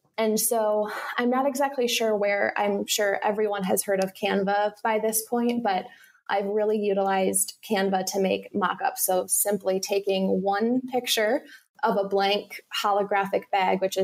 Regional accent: Wisconsin, United States; I'm from Wisconsin

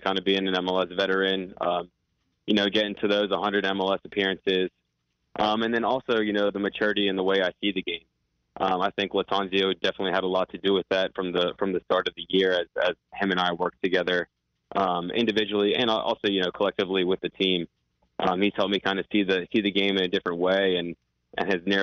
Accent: North Carolina, United States; growing up in North Carolina and playing soccer in Charlotte a lot of my life

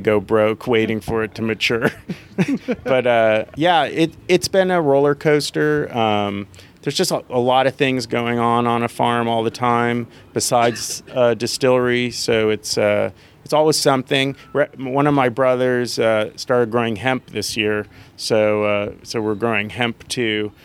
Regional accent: California, United States; now in Tennessee, United States; I'm from California.

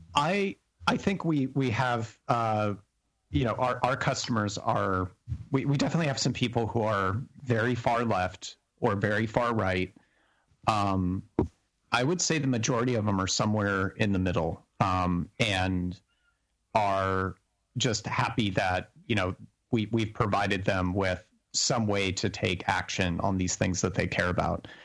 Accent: New Mexico, United States; when I grew up in New Mexico

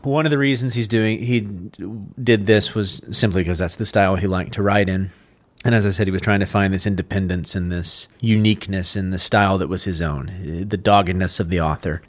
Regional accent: Texas, United States; I'm from Texas

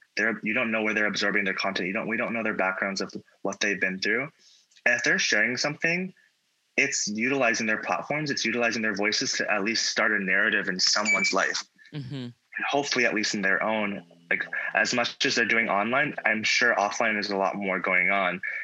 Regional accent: Virginia, United States; moved away as an adult; now in Hawaii, United States; I'm from Virginia

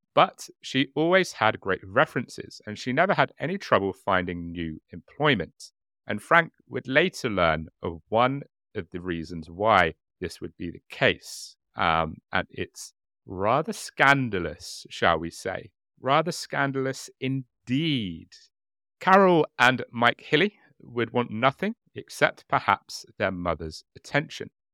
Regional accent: United Kingdom; being British

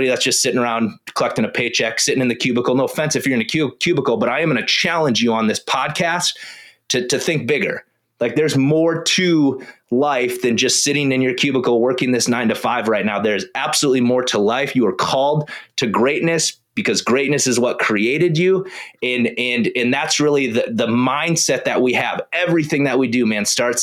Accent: South Dakota, United States; I grew up in South Dakota.

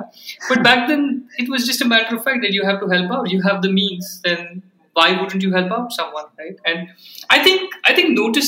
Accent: Bangalore, Karnataka, India; I grew up in Bangalore. I was born in Bangalore, grew up there.

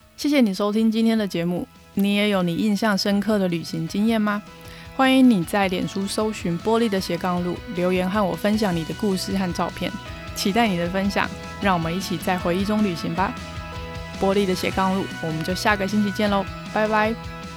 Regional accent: Taiwan; 我们台湾人讲英文带一点台湾味

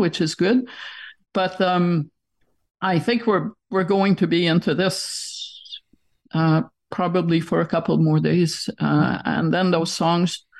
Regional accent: Quebec, Canada; when I was a kid

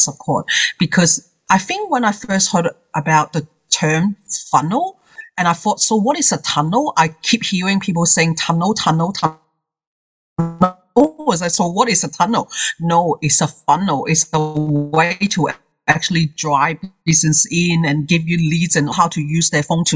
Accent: Hong Kong; English is a second language; now in Australia; As someone that who is English is his second language, I come from Hong Kong myself. I've been in here for 30 years

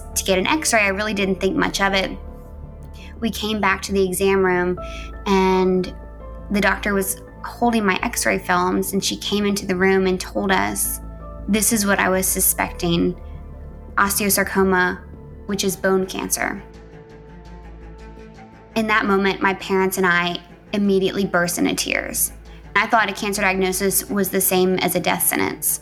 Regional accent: Louisiana, United States; moved away as an adult; now in Memphis, United States; Grew up in a small town in Louisiana with my very loving parents and my little brother.

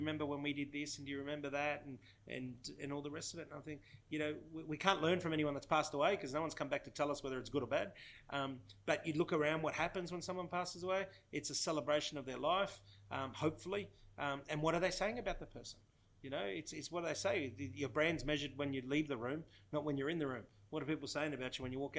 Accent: Australia; I'm a son of migrants. My parents migrated here many years ago from Italy, Sicily. I'm the youngest of three. I was born in Australia.

